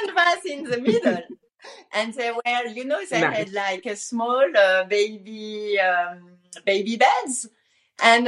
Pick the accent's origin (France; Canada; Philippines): France; moved away as an adult; also born or lived in Luxembourg; I was originally from France